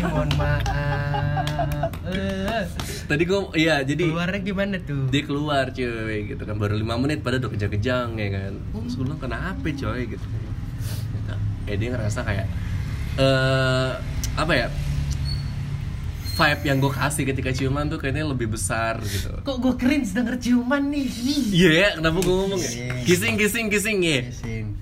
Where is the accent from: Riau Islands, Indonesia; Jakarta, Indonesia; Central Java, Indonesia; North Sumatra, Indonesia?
Jakarta, Indonesia; gue sebagai anak Jakarta itu ketika gue pacaran sama anak uh, cewek Palembang